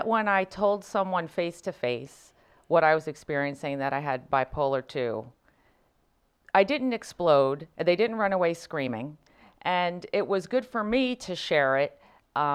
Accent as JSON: {"language": "English", "region": "New Jersey", "country": "United States", "lives_now": "St. Louis, United States", "said": "I'm from Jersey. I'm glad you connected that with fancy."}